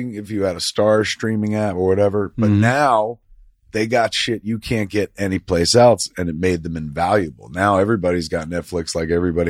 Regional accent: East Coast, United States; now in Hollywood, United States; We came from the East Coast, and then we worked real hard and climbed ladders, and now we live in Hollywood, the land of dreams.

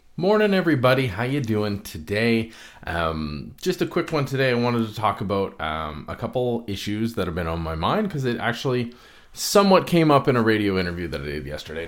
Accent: Canada

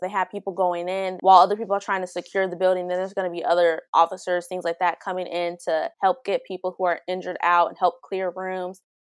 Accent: Dayton, Ohio, United States; I'm from Dayton, Ohio

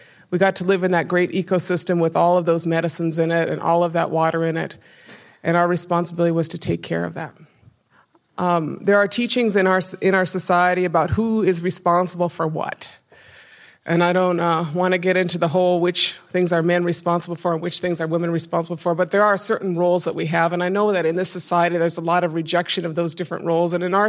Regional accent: Minnesota, United States; I come from a reservation in northwestern Minnesota. Anishinaabe people, we are from the Great Lakes region, the northern part of five American states and the southern part of four Canadian provinces.

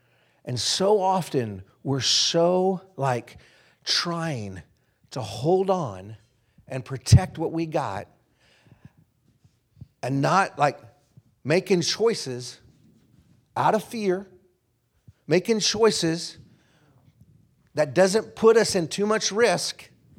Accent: Wichita, Kansas, United States; now in Castle Rock, United States; I'm from Kansas. It feels good to be home. I was born in Wichita, Kansas.

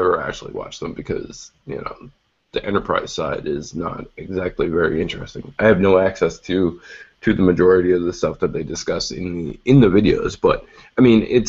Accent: Canada; as a Canadian who has dealt with Canadian carriers before

